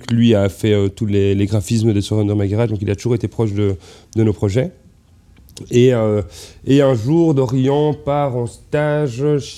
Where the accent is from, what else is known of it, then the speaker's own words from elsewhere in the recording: Belgium; bah ouais on est belge.